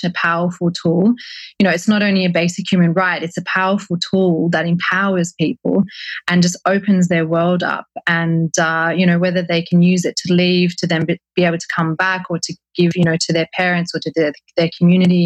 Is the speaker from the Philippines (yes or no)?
no; Australia; as an Australian